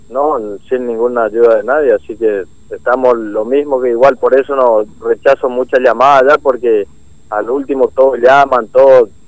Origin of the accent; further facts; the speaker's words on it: Mojón de Fierro, Formosa, Argentina; Sí, sí, yo soy de Formosa, yo soy nacido y criado en Formosa, en Mojón de Fierro. Mirá si no, no me van a conocer y por todos lados andan diciendo que yo no soy formoseño, pero es eh, mentira.